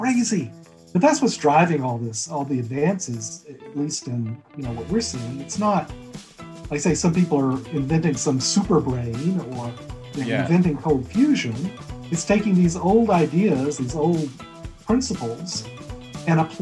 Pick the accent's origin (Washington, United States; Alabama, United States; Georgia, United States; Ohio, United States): Alabama, United States; also born or lived in Fairfield County, Connecticut; now in Connecticut, United States; My wife's from Texas originally. I'm from Alabama.